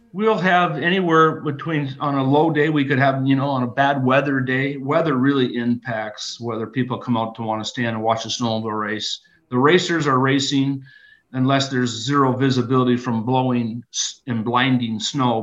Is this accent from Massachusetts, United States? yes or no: no; Rudyard, Michigan, United States; I grew up in a little town called Rudyard, just uh, 20 miles south of Sault Ste. Marie.